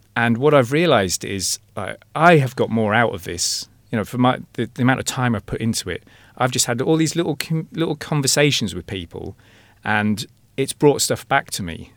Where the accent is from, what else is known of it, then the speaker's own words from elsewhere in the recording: England, United Kingdom; now in Ireland; I'm English